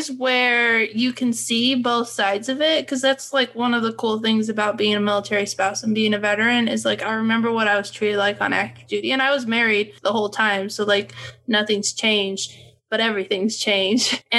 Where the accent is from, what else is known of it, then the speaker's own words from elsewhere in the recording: United States; it just doesn't fit into like my small town white girl growing up in America.